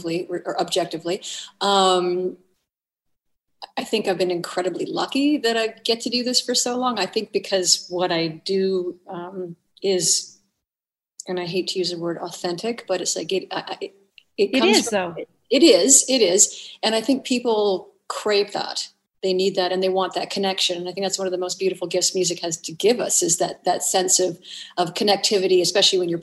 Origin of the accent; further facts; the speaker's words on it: the Maritimes, Canada; I'm from the Maritimes